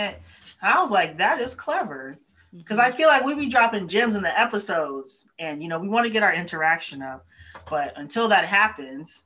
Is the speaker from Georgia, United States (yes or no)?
no; Florida, United States; also born or lived in Massachusetts; now in Illinois, United States; I was born and raised in Florida, but also lived in Massachusetts